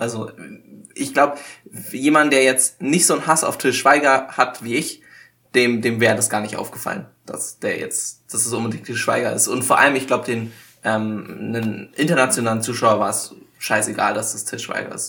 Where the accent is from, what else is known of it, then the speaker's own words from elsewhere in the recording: Germany; als Deutscher